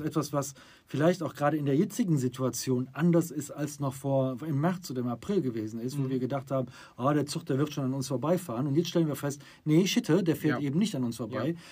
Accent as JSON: {"language": "German", "town": "Düsseldorf", "region": "North Rhine-Westphalia", "country": "Germany", "said": "Wir kommen aus dem Rheinland Düsseldorf"}